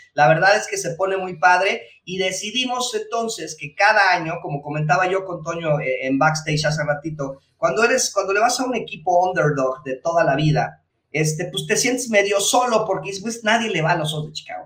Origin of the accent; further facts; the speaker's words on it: State of Mexico, Mexico; nosotros somos del Estado de México